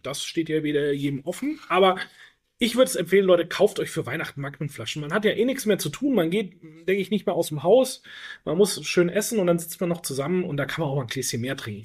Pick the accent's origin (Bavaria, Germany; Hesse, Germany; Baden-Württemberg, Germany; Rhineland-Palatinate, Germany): Bavaria, Germany; Franconia; ich komme traditionell auch eher aus der Brühe-Ecke als Franke